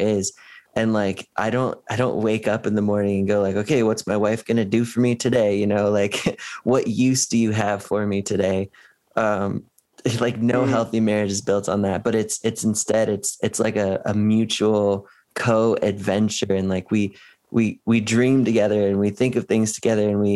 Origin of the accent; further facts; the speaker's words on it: West Coast, United States; now in Cleveland, United States; I'm not from Cleveland. I'm from the West Coast